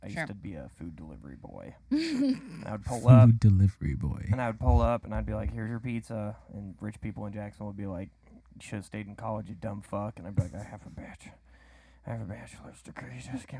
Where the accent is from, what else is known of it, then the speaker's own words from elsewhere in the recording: Wales, United Kingdom; Should I tell him I'm Welsh? I think it's too late.